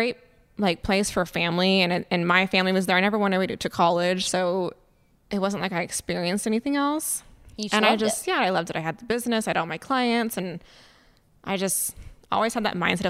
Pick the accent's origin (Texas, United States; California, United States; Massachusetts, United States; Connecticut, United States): California, United States; Fresno; born or raised there